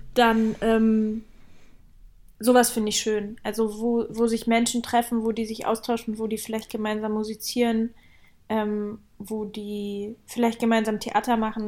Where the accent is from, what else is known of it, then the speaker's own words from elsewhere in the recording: Leipzig, Saxony, Germany; moved away; Also ich komme aus Leipzig und ähm, da feiert man Jugendweihe statt äh, Konfirmation.